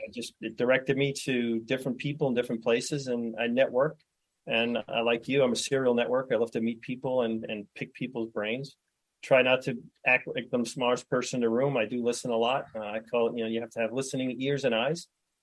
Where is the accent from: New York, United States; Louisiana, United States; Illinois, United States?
New York, United States; New York City; moved away as an adult; now in New Hampshire, United States; I was born and raised in Brooklyn and single mom, four kids.